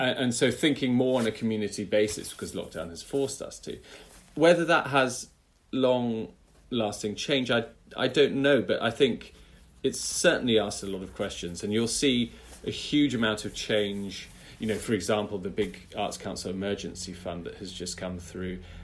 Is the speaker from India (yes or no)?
no; United Kingdom; as a British conductor with a British orchestra